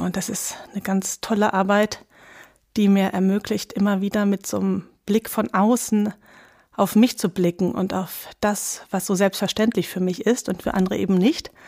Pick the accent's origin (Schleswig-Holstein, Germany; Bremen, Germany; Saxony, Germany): Schleswig-Holstein, Germany; Lübeck; ich habe eine enge Bindung zu Lübeck, wo ich aufgewachsen bin